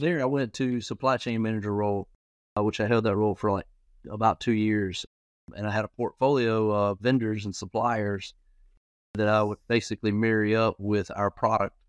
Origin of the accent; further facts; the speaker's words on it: Florence, South Carolina, United States; I'm actually from Florence, South Carolina